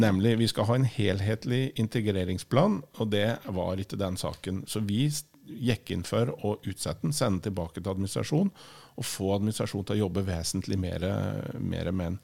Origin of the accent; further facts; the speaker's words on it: Trysil, Innlandet, Norway; moved away as an adult; also born or lived in Bergen; bor jeg i Vesleberget, der jeg kommer fra